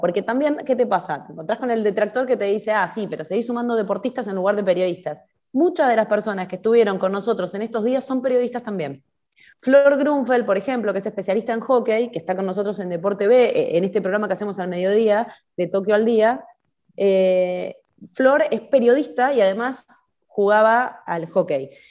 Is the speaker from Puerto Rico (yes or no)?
no; Argentina; somos todos argentinos